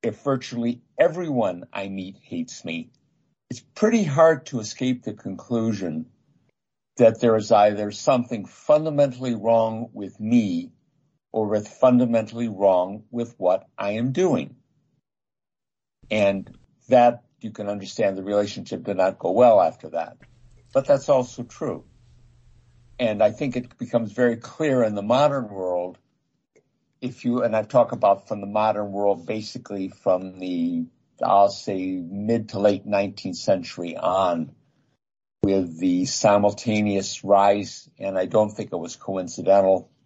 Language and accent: English; United States; I'm an American